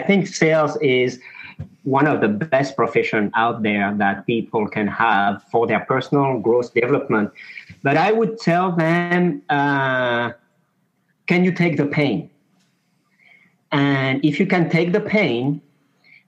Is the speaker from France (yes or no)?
yes; France; accent: French; also born or lived in Mauritius; now in Houston, United States; I do have a French accent, yet I've been living in France for many years. But I was born in a small island in the Indian Ocean called Mauritius.